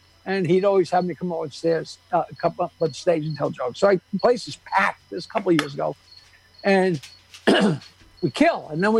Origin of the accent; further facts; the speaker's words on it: New York, United States; Growing up on Long Island, I couldn't believe it.